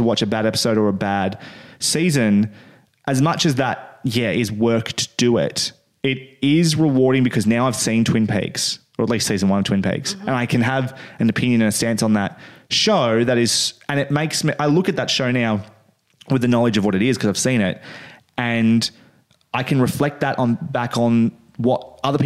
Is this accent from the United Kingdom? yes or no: no; Australia; since we are Australian